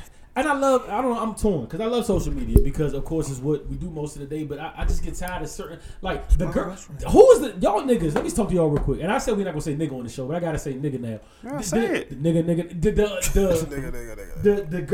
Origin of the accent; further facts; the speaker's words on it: Barbados; I'm from Barbados.